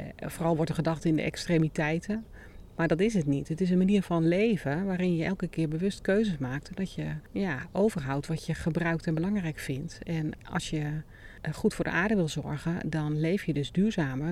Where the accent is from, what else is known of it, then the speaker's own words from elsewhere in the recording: Netherlands; also born or lived in Hierden; wij als Nederlanders